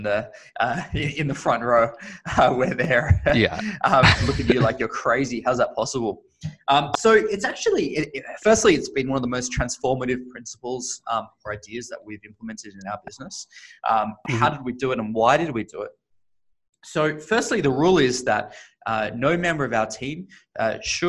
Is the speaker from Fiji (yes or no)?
no; Australia; now in San Francisco, United States; as you can probably hear, I am originally Australian, but based in the Bay Area, San Francisco today